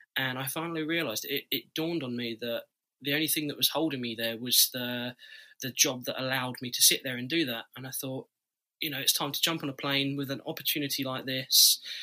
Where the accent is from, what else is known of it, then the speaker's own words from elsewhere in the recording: Scotland, United Kingdom; also born or lived in Florida, United States; I'll be back in Scotland.